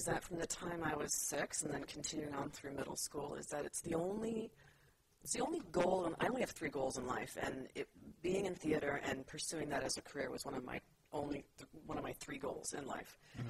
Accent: San Jose, California, United States; I was born and raised in San Jose, California.

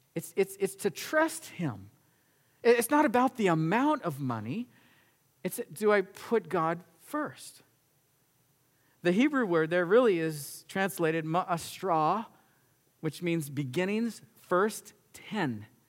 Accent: United States; we as an American nation

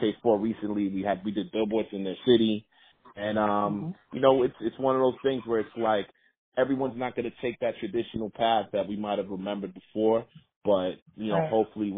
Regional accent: New York City, New York, United States; I'm from Queens

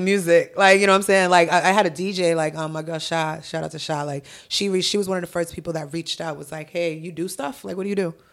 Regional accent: Milton, Massachusetts, United States; also born or lived in Haiti; I'm from Milton. Like, I went to school in Milton High

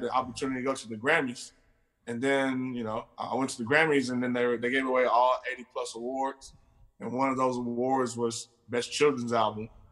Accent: Houston, Texas, United States; I'm from Houston

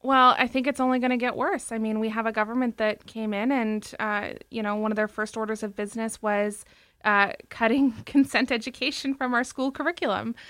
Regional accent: Toronto, Ontario, Canada; we had moved to Toronto from up north. And, uh, she only had a tenth grade education and no job and wanted to make a better life for us. So she got her G E D and got accepted into U of T. So we actually grew up in the, um, the student family housing buildings on Charles Street

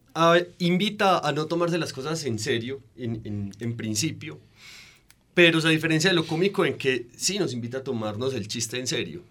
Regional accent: Colombia; uno se asume como colombiano

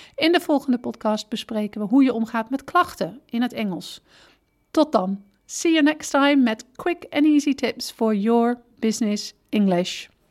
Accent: Netherlands; wij als Nederlanders erg direct zijn

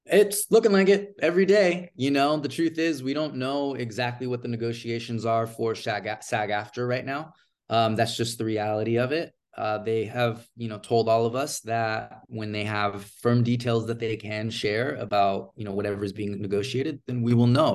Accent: Bay Area, Silicon Valley, California, United States; also born or lived in Los Angeles, United States; I'm originally from, from, uh, from the Bay Area here in California, uh, Silicon Valley specifically, but I am living and working in Hollywood right now.

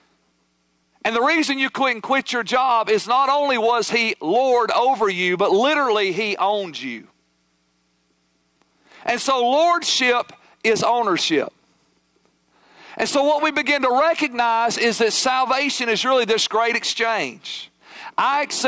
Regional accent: United States; as American modern day Christians

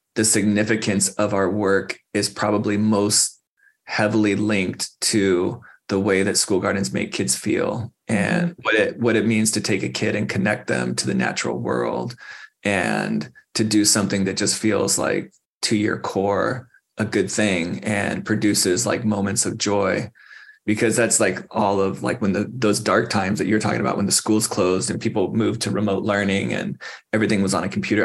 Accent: Phoenix, Arizona, United States; now in Tucson, United States; I grew up in Phoenix uh, left the state for a long time and then came back uh, to Tucson

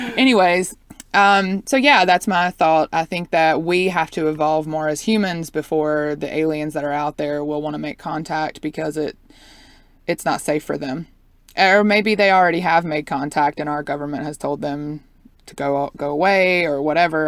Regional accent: Southeast, United States; I grew up in the Southeast

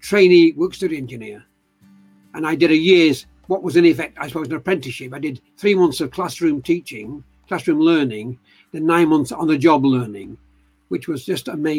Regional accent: Eccles, North West England, United Kingdom; now in Leeds, United Kingdom; I was born in Manchester, actually, at a place called Eccles.

